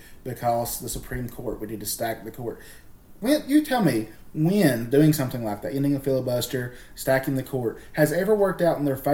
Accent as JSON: {"language": "English", "region": "Appalachia", "country": "United States", "tie": "born or raised there", "said": "was born here in Appalachia. I've lived here in Appalachia my entire life."}